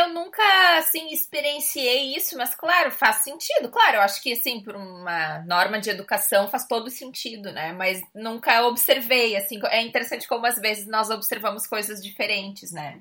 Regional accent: Rio Grande do Sul, Brazil; moved away as an adult; now in Portugal; A gente no Rio Grande do Sul sempre tinha o hábito de dar três beijos

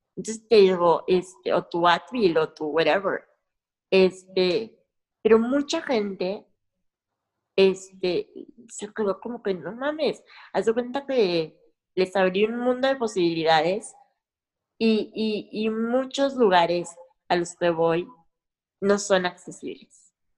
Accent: Mexico; aunque esté en mi rancho, en mi, en mi país

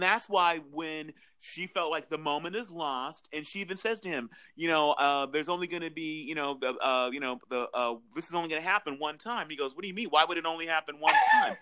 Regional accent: Southern California, United States; I'm from Southern California

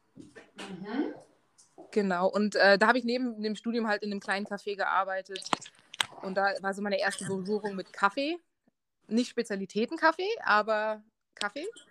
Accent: Dresden, Saxony, Germany; also born or lived in England / Marburg / Canada / Berlin; now in Munich, Germany; Ich komme aus Dresden ursprünglich. Und ich bin ziemlich viel umgezogen ähm, in Dresden geboren und aufgewachsen

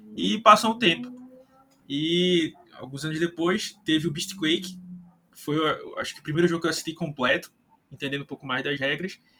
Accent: Recife, Pernambuco, Brazil; Eu e o Wagner somos de Recife

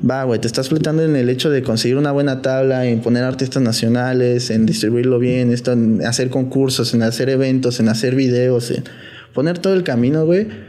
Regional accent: Mexico; also born or lived in United States; como mexicanos

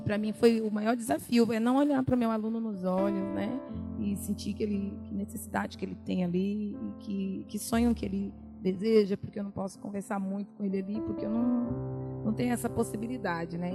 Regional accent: Bahia, Brazil; moved away as an adult; now in São Paulo, Brazil; eu vim da Bahia, né? Eu sou baiana. E aí eu vim embora para São Paulo

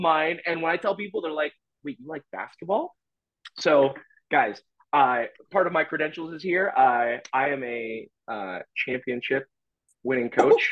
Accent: Orlando, Florida, United States; now in Seattle, United States; I'm from Orlando, Florida. So I rep Orlando hard, and I live in Seattle now

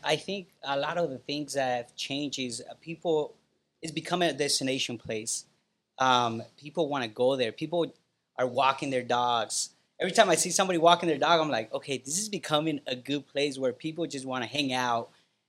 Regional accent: Guatemala; now in Chula Vista, United States; I love to say I'm from Guatemala. I love to say I'm an immigrant. I love to say I grew up in the hood.

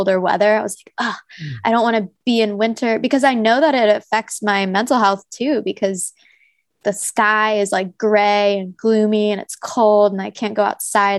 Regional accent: New Jersey, United States; moved away as an adult; the home that we grew up in New Jersey

